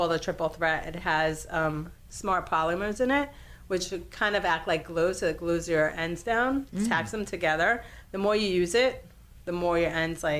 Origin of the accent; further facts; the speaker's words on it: New York, United States; I grew up in New York.